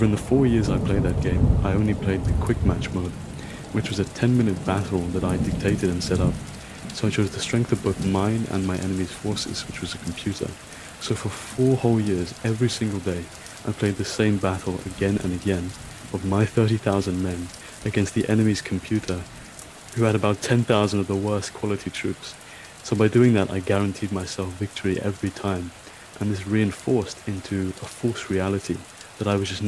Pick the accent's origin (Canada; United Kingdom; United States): United Kingdom; London; also born or lived in Scotland; I'm from London, England, and I'm currently studying in Scotland for my master's